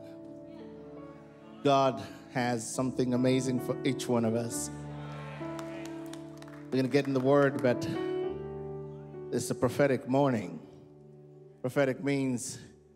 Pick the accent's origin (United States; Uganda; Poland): Uganda; I'm from Uganda, and here, for us, we tell stories. I come from a 3,000-year, tribe